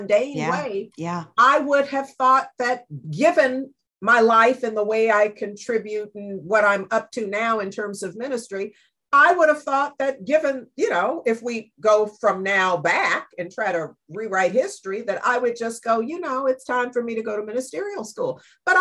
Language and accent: English; Berkeley, California, United States; I was raised in Berkeley